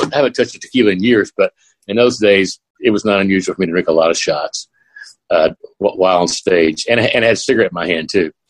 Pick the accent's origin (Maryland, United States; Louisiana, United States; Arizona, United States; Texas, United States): Arizona, United States; Phoenix; moved away as an adult; now in Gulf Shores, United States; I was from Phoenix.